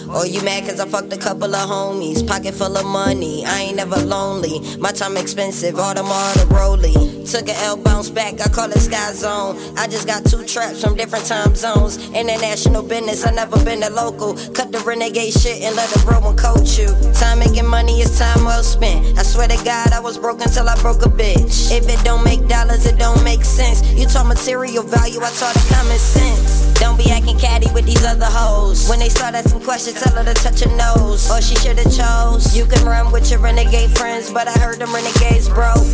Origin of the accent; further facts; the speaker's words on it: New Orleans, Louisiana, United States; now in Atlanta, United States; I'm from New Orleans.